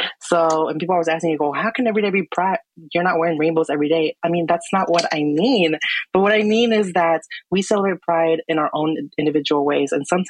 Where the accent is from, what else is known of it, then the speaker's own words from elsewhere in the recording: Waynesboro, Georgia, United States; I'm from Georgia too, a little small town, Waynesboro, Georgia, south of Augusta.